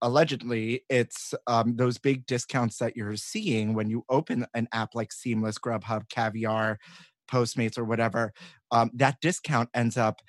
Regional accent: New York City, New York, United States; growing up in New York

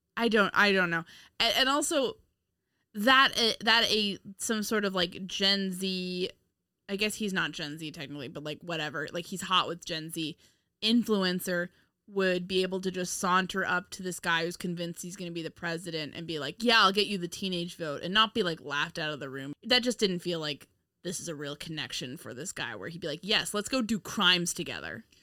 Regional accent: Westchester, New York, United States; I'm from Westchester

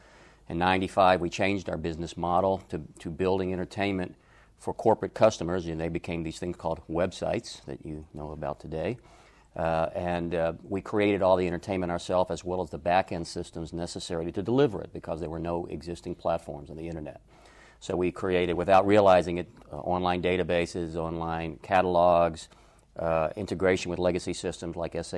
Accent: Atlanta, Georgia, United States; I was raised in Atlanta and attended Georgia State University to study philosophy.

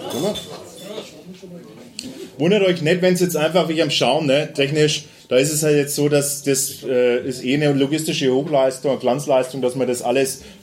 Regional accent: Bavaria, Germany; was man bei uns in Franken

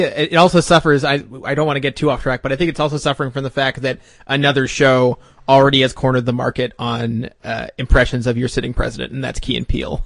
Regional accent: Canada; I'm not American. Uh, I'm, I'm Canadian

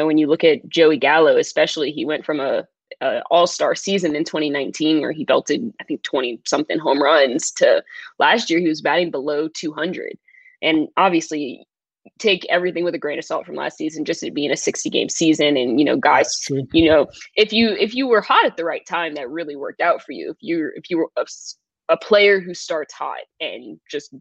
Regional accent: New Orleans, Louisiana, United States; I'm from New Orleans. I went to LSU

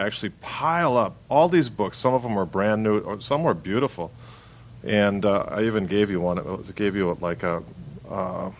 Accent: Milwaukee, Wisconsin, United States; I had the same experience, like growing up in Milwaukee.

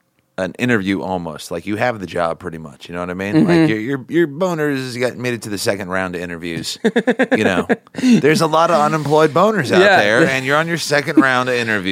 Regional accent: Long Island, New York, United States; Yeah. Well, I'm from Long Island

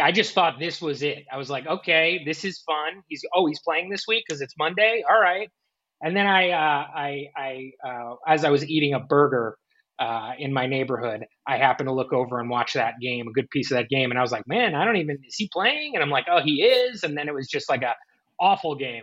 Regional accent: New Jersey, United States; I'm from New Jersey, so it's a, uh, you know we do all the New York stuff.

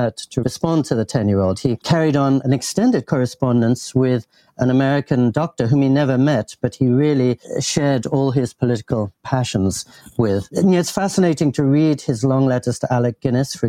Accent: England, United Kingdom; I grew up in England and in the heart of establishment England

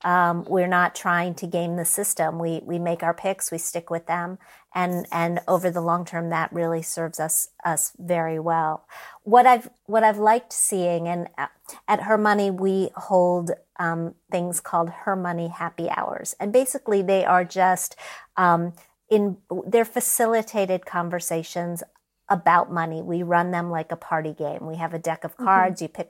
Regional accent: Midwest, United States; I didn't grow up in New York. I grew up in the Midwest. All over in many different towns that had much lower standards of living

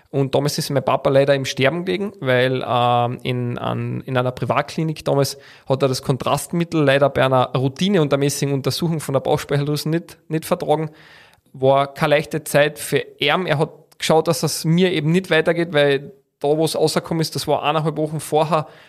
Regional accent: Carinthia, Austria; wo man als Kärntner dann sage einmal, bessere Leistung als andere Bundesländer, die ich jetzt da nicht sage, bringen hat müssen, dass man reinkommt

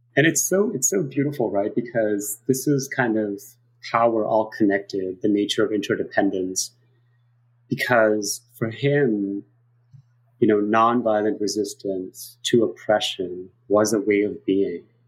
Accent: New York City, New York, United States; also born or lived in South Korea; I grew up in New York City to give everybody a little bit of context of who I am and went to public schools in New York and went to college here

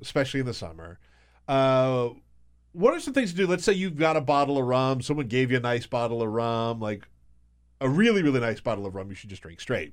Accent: South Carolina, United States; I grew up in South Carolina

